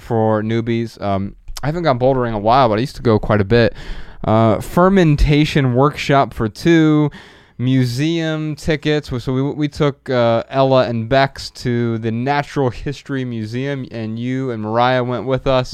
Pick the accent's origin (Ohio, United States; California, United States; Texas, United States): Ohio, United States; Dayton; now in Los Angeles, United States; we're from Dayton, Ohio